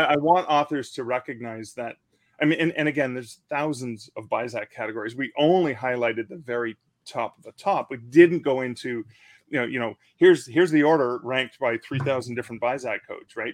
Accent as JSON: {"language": "English", "country": "Canada", "said": "I'm in a Canadian country"}